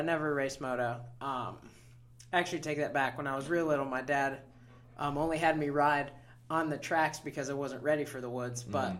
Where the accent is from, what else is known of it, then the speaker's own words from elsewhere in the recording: Wisconsin, United States; also born or lived in Clarkston, Michigan; now in Florida, United States; Now, Clarkston, Michigan, actually. And then when I was real young, probably 3, we moved over to Wisconsin. And that's where I started to ride.